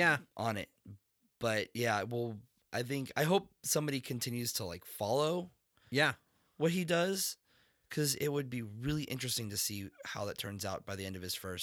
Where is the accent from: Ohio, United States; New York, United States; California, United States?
California, United States; Vista; Even in the city we grew up in Vista